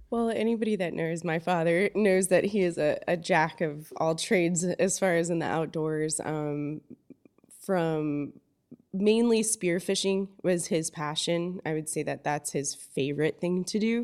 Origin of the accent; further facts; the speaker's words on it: Fort Myers, Florida, United States; also born or lived in Belize / Homosassa, Florida; I grew up in Fort Myers, um, fifth generation Fort Myers